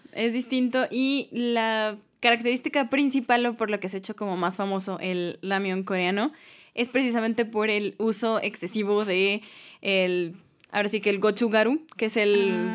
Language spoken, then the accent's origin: Spanish; Mexico; somos mexicanos